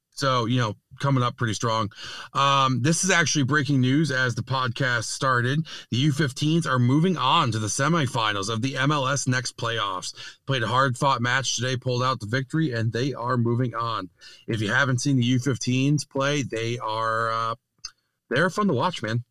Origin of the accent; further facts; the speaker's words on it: New York, United States; as a New Yorker